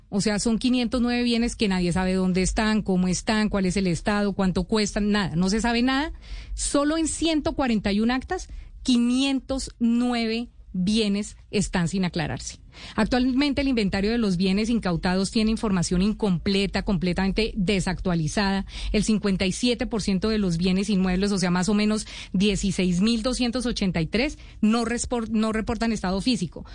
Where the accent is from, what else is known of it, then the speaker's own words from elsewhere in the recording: Colombia; como colombiano